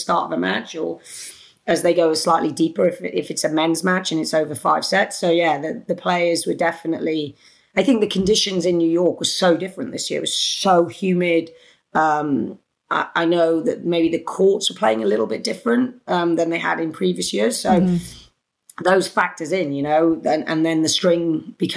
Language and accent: English; United Kingdom; accent: British; it's my British accent.